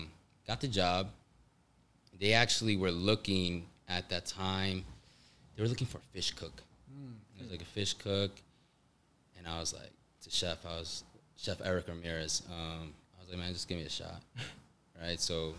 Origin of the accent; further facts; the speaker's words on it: New York, United States; and then when I came back home to New York, I was I worked at a Korean restaurant